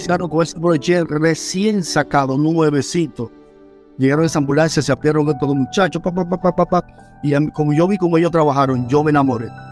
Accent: Santo Domingo Este, Distrito Nacional, Dominican Republic; moved away; nací en Villa Duarte, calle 1, número 43 de la Francia, Villa Duarte

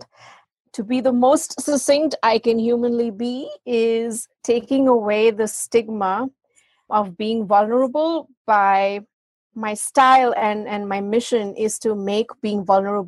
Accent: India; moved away as an adult; now in United States; I was from India

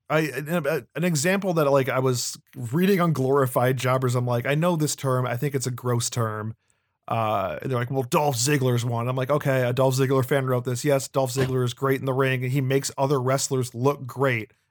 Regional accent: Brooklyn, New York, United States; I'm from Brooklyn. Yeah, I'm I'm I'm a Brooklyn baseball fan that likes to fight.

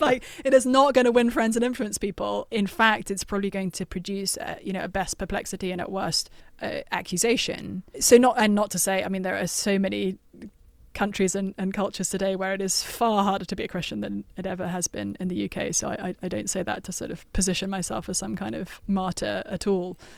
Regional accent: London, United Kingdom; moved away; also born or lived in Cambridge; Growing up in London and then going to, to Cambridge in the U K

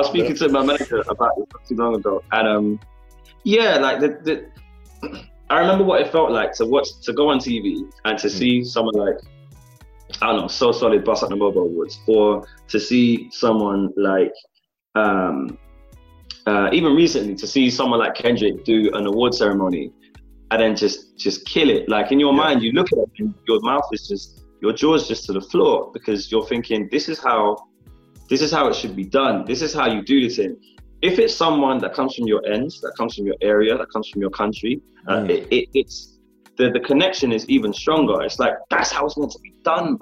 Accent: London, United Kingdom; born or raised there

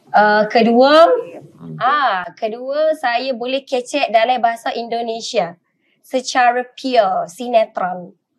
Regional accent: Wakaf Baru, Kelantan, Malaysia; also born or lived in Kuala Lumpur; now in Selangor, Malaysia; Saya adalah anak jati Kelate. Hmm. Sebenarnya saya dilahirkan di Kelate, dibesarkan di Kelate

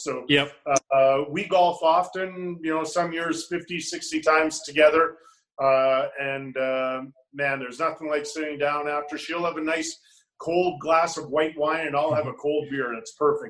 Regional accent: Western Canada, Canada; I love driving, and I don't know it's for everybody, but growing up in Western Canada, you drive a lot, right?

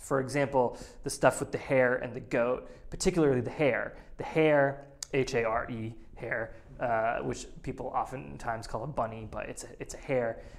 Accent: New England, United States; growing up in New England

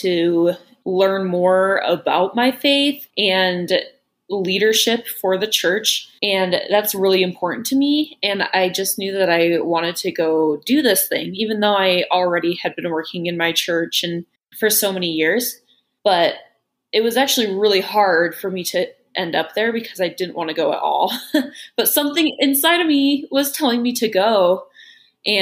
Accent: Salt Lake City, Utah, United States; moved away as an adult; now in Chicago, United States; I am from Salt Lake City, Utah, but now I live in Chicago

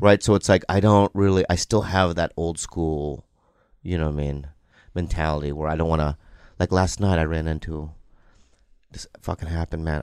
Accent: San Diego, California, United States; I grew up in San Diego

